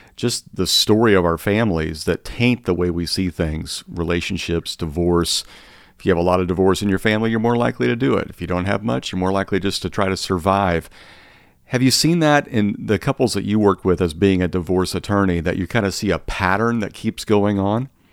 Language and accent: English; Midwest, United States; much of the food I grew up on in the Midwest